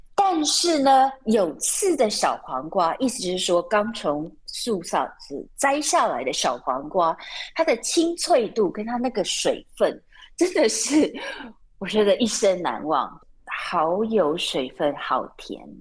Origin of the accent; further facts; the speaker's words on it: Taiwan; moved away as an adult; now in Japan; 我是从台湾来的，我们早餐都在外面买的